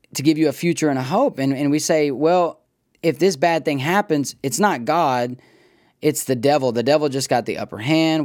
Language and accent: English; United States; we as American thinkers